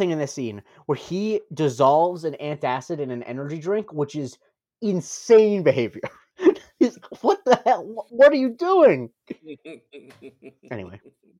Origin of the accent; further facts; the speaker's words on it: New York, United States; Like, I grew up around NASCAR, which is, it's weird because we're from Rockland County. Like, it's not like a big NASCAR country.